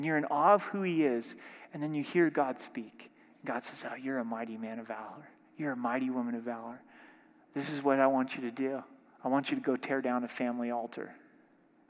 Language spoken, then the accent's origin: English; Southern Oregon, United States; My home church that I grew up in Southern Oregon